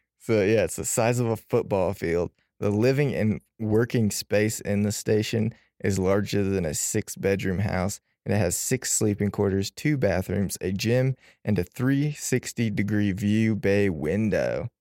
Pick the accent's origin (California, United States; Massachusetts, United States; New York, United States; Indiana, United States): Indiana, United States; since I'm from Indiana